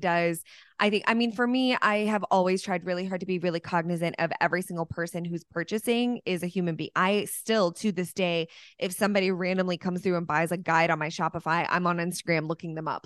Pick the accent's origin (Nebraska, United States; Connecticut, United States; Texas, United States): Texas, United States; Dallas; here in Dallas, my hometown